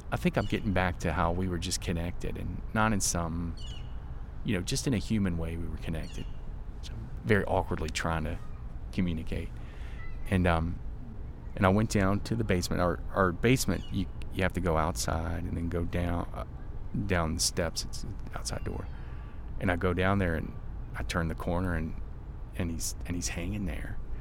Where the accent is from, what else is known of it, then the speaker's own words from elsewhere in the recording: Virginia, United States; I'm from Virginia, a small town in Virginia